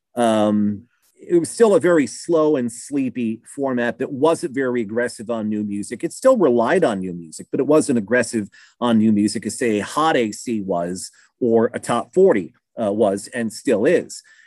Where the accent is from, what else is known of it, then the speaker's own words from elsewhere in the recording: Keokuk, Iowa, United States; moved away as an adult; now in Southern Illinois, United States; Keokuk, Iowa, little town, southeast Iowa